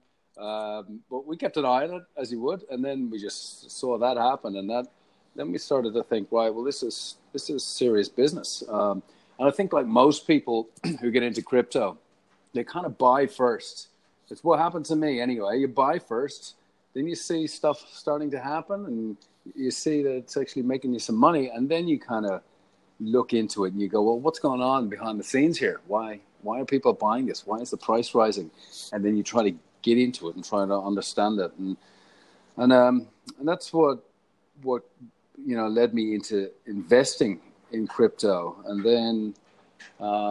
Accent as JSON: {"language": "English", "country": "Ireland", "also_born_or_lived": "Paddington, Sydney / Bondi, Sydney", "moved": "as an adult", "lives_now": "Sydney, Australia", "said": "Obviously, I'm Irish. Came out here to Australia, land of opportunity, 14 years ago."}